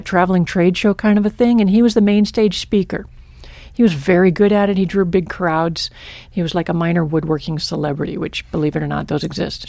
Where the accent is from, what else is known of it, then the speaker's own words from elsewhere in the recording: Michigan, United States; now in Stevensville, United States; my childhood was in Michigan